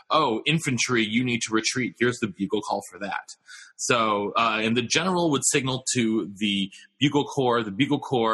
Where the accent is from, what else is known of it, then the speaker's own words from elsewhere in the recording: New Hampshire, United States; my home state of New Hampshire